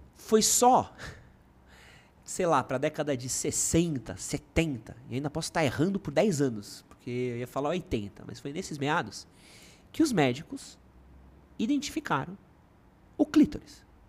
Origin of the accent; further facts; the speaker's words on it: São Paulo, Brazil; also born or lived in United Kingdom; eu sou da Moca, que é um bairro, que era um bairro muito pequeno